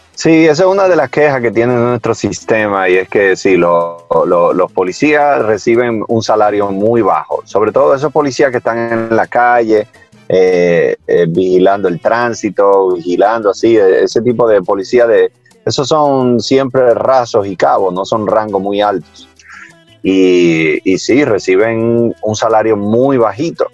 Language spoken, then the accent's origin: Spanish; Dominican Republic; yo nací aquí